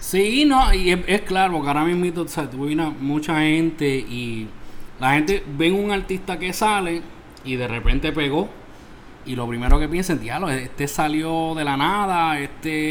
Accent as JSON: {"language": "Spanish", "town": "Isabela", "country": "Puerto Rico", "tie": "born or raised there", "said": "es de Puerto Rico, de mi pueblo, Isabela"}